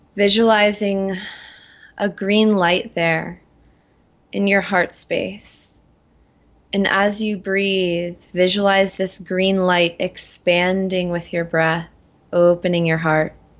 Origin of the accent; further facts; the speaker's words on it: Florida, United States; moved away as an adult; also born or lived in Atlanta / Colorado; I was raised in Florida